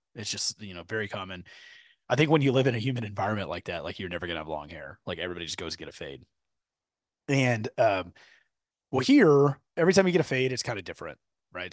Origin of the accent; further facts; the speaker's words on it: Katy, Texas, United States; I grew up in Katy